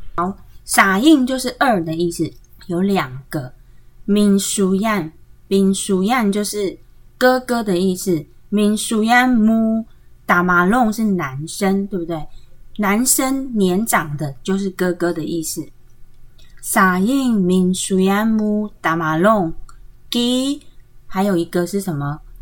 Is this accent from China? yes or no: no; Taiwan; 他们还是会替我们台湾人做事的